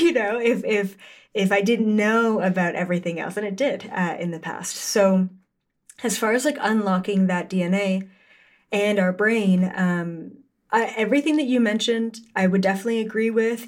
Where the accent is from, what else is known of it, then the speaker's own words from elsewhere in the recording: Canada; I'm Canadian